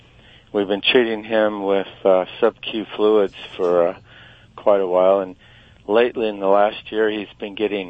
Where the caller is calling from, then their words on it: Santa Barbara, California, United States; Santa Barbara, California.